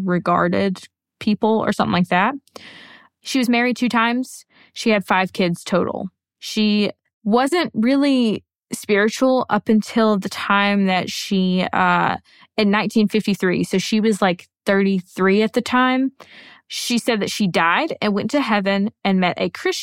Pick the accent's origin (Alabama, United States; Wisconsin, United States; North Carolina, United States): Alabama, United States; I'm from Alabama